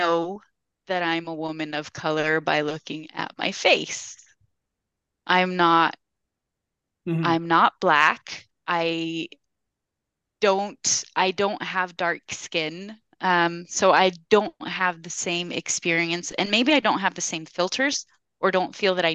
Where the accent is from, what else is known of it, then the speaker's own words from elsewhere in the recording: United States; moved away as an adult; I'm Mexican American